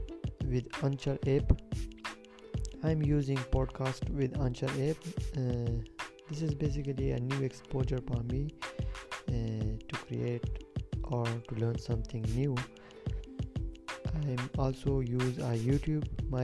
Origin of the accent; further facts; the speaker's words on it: Swat, Khyber Pakhtunkhwa, Pakistan; I am from Swat, which is located at a distance between 16 km south from Mingwara, Swat, Pakistan.